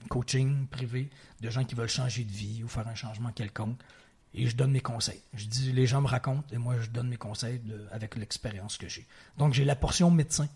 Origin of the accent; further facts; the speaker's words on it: Quebec City, Quebec, Canada; also born or lived in Provence / Ontario / Montreal; j'ai évolué la grande majorité, euh, partie de ma vie à Québec, dans la ville de Québec, au Québec, mais j'habitais, je, retourne très loin dans mon enfance, mais de 2 à 4 ans en Provence